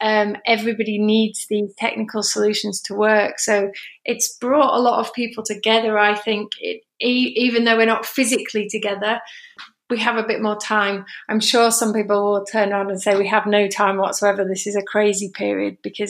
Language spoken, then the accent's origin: English; England, United Kingdom; now in Spain; So I'm sitting in Spain, but obviously I'm English